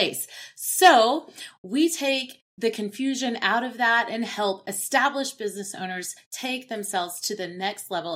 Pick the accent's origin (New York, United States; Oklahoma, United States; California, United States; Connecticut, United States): Oklahoma, United States; Oklahoma City; I'm from Oklahoma City, Oklahoma.